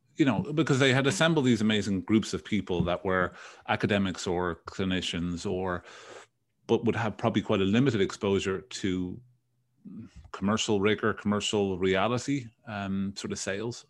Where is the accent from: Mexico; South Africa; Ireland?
Ireland; Dublin, Leinster; moved away as an adult; now in United States; Born, born and raised in Dublin